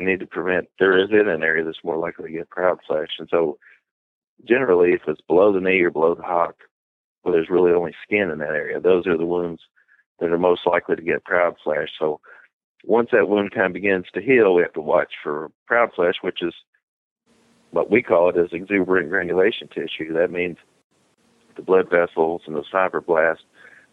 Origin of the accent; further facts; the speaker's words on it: Bardstown, Kentucky, United States; I'm from Bardstown, Kentucky, which is, about 60 miles west of Lexington